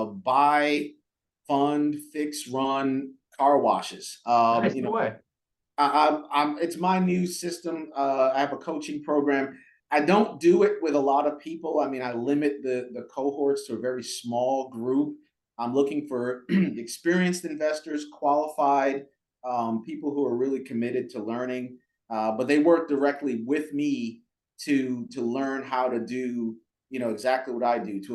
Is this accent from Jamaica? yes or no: yes; Jamaica; Well, so I was born in Jamaica, okay? And raised, my mom, you know, raised myself and my sister on her own, a single parent.